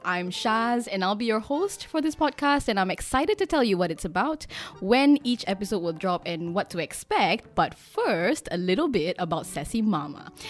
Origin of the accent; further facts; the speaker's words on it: Singapore; I'm Singaporean, bred and born myself